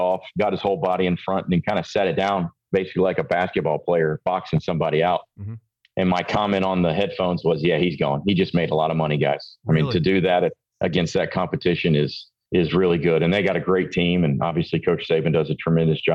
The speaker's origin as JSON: {"language": "English", "region": "Georgia", "country": "United States", "tie": "born or raised there", "said": "I grew up around here. I'm from Georgia."}